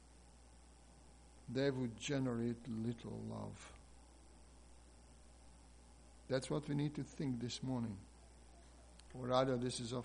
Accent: Hungary; moved away; my home country, Hungary

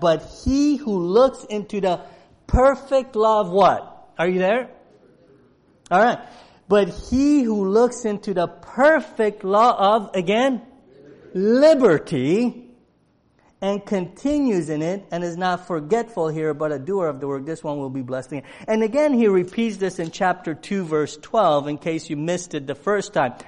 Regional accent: Romania; moved away; I was born in Romania, and and and in Romania, uh, I was born during the time of communism, so I, I understand the lack of national freedom. I grew up in that.

